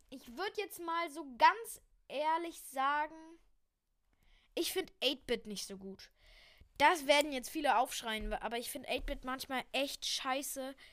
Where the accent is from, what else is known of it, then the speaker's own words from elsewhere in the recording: Berlin, Germany; Nein, ich komme tatsächlich aus Berlin, ich bin hier geboren.